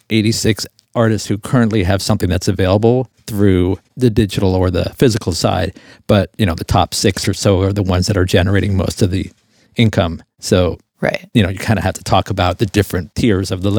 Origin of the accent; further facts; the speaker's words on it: Fort Lauderdale, Florida, United States; I was in Fort Lauderdale.